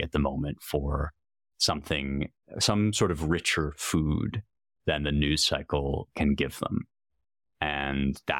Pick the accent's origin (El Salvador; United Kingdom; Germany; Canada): United Kingdom; London; I grew up in London, so I guess our apartment at the time, and just kind of pulling things off the shelves.